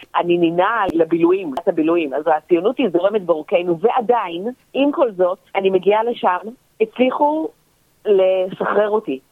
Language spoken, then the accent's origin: Hebrew; Israel; moved away as an adult; also born or lived in Australia / Tel Aviv, Israel; חזרתי לארץ דקה לפני הקורונה. האמת היא שגרתי באוסטרליה במשך 15